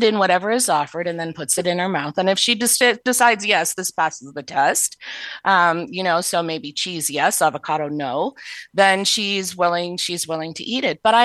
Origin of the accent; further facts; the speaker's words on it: the North, United States; I'm from the North too